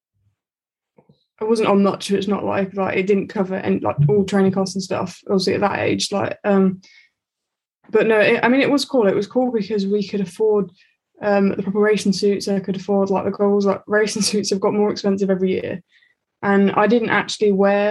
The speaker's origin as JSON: {"language": "English", "town": "Aldridge", "region": "West Midlands", "country": "United Kingdom", "tie": "born or raised there", "also_born_or_lived": "Aldershot", "said": "we moved from Aldershot to Aldridge, and that's what Ellie's like hometown. So we ended up living in the same village and going to the same school"}